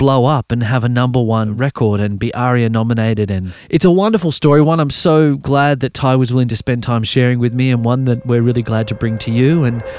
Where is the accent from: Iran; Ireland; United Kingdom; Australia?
Australia; Brisbane, Queensland; my early days growing up in Brisbane.